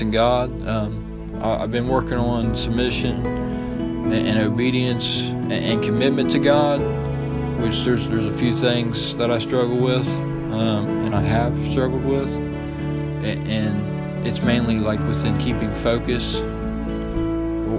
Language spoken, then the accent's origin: English; Sabina, Ohio, United States; also born or lived in Wilmington, Ohio; I come from a little town called Sabina. I was born in Wilmington, Ohio, which that's where I was at before I came here.